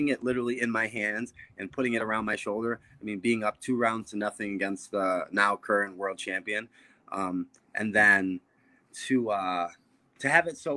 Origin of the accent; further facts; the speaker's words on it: Buffalo, New York, United States; growing up in Buffalo, New York